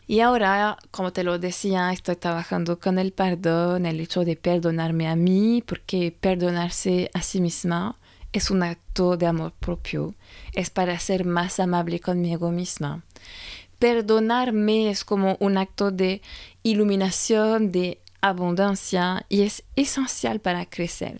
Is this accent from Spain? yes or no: no; France; moved away; francesa y coach de imagen